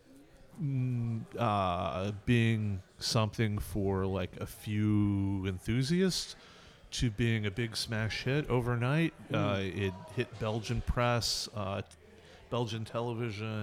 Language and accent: English; California, United States; California where I grew up